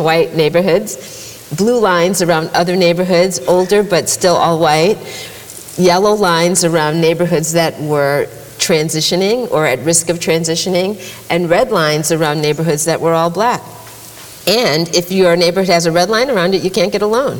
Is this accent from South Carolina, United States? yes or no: no; Massachusetts, United States; I grew up in Massachusetts